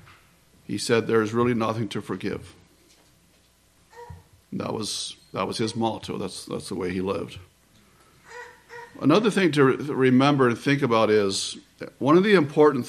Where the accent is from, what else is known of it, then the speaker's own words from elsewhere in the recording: close to Washington, D.C., East Coast, United States; I grew up in the East Coast, close to Washington, D.C.